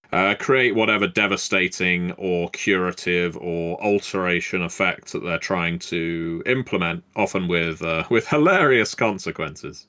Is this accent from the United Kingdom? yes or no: yes; England, United Kingdom; I've been so magnanimous as an Englishman